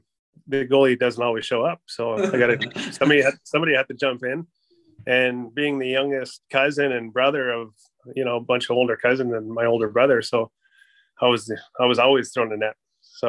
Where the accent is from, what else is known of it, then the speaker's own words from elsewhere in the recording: Northern Alberta, Canada; moved away as an adult; also born or lived in Buffalo Lake Métis Settlement, Alberta; now in London, Canada; Growing up in Northern Alberta, I guess it's kind of normal to play hockey, I would assume there. So, bounced around a bunch of little towns, Boyle, Aklavish, Smoky Lake there in Orab